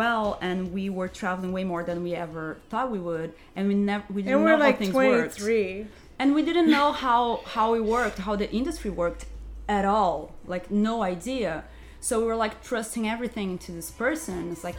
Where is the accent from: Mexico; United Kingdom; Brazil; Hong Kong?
Brazil; we're from Brazil, so we're always going back home or something.